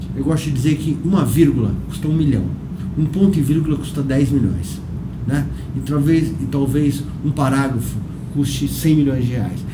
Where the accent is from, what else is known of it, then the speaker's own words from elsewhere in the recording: São Paulo, Brazil; eu sou paulistano